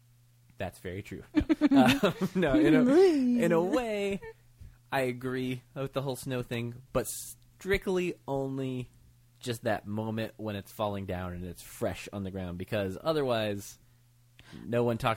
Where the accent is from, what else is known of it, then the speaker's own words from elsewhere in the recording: Michigan, United States; also born or lived in Richmond, Virginia; now in Los Angeles, United States; I grew up in Michigan originally.